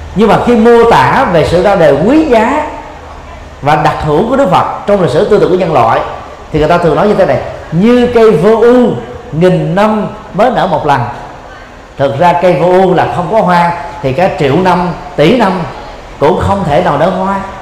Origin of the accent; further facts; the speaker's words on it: Vietnam; người Việt Nam chúng ta